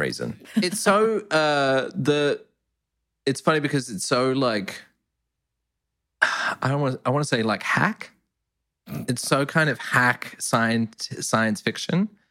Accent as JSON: {"language": "English", "town": "Perth", "region": "Western Australia", "country": "Australia", "tie": "born or raised there", "said": "I grew up in Perth, we had a big brethren"}